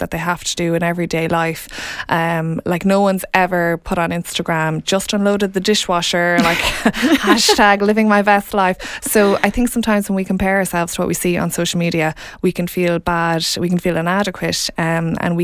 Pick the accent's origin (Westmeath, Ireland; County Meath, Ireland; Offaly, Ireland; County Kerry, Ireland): Offaly, Ireland; also born or lived in London; I am from Offaly